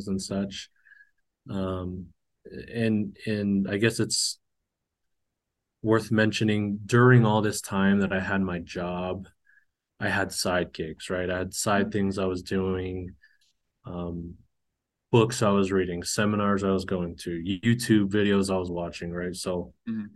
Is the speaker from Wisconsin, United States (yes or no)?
no; Cache Valley, northern Utah, United States; also born or lived in Hawaii; I was born in Hawaii, grew up in northern Utah in Cache Valley